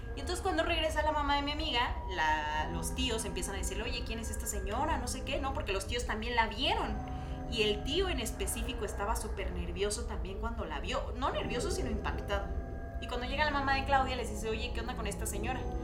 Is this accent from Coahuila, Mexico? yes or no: no; Oaxaca, Mexico; Yo soy de Oaxaca